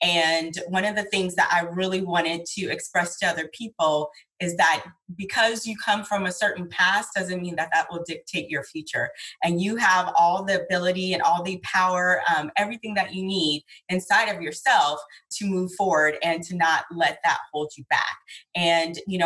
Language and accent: English; San Diego, California, United States; I am born and raised in San Diego